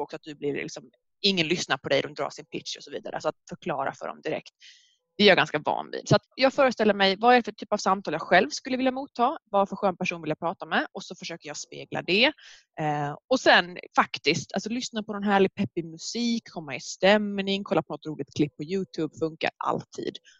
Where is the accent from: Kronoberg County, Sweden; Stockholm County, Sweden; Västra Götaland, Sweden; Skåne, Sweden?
Skåne, Sweden; accent: mixed Skåne and Norrland; jag är från Skåne men min pappa är från Umeå, Norrland, så min dialekt är himla blandad